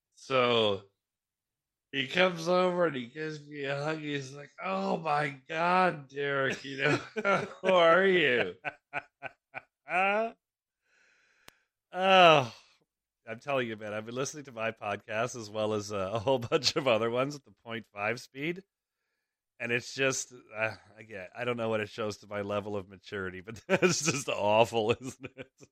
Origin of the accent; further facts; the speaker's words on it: Toronto, Ontario, Canada; moved away; we grew up in Toronto